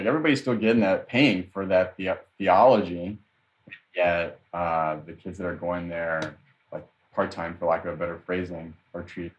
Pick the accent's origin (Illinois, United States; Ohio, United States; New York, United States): Illinois, United States; Chicago; you and I would say, oh, we're from Humboldt Park